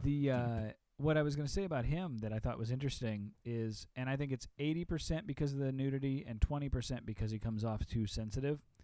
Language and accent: English; Illinois, United States; I'm from Illinois